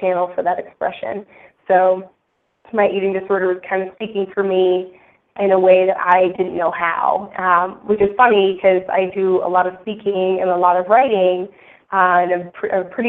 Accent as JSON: {"language": "English", "area": "north of Boston", "region": "Massachusetts", "country": "United States", "tie": "born or raised there", "said": "I grew up actually in Massachusetts, north of Boston"}